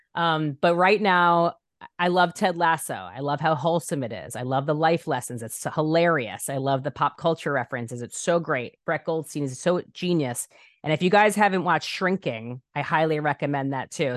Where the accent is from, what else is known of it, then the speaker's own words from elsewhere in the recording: New York, United States; moved away as an adult; now in Los Angeles, United States; I'm such a New Yorker. I'm such a New Yorker. I said my whole life, I'll never leave New York